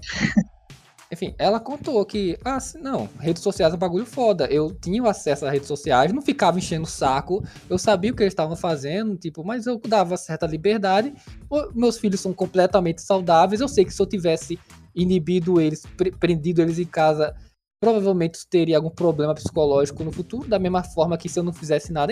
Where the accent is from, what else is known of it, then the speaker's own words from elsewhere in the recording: Brazil; a gente é brasileiro